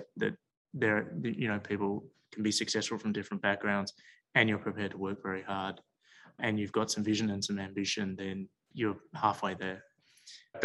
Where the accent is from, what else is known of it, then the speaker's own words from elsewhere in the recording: Melbourne, Victoria, Australia; I grew up in Melbourne